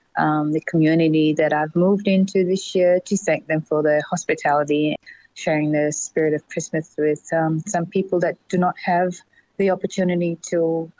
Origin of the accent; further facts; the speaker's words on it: Port Vila, Shefa, Vanuatu; Hi everyone … I'm 38 years old and I'm from Port Vila.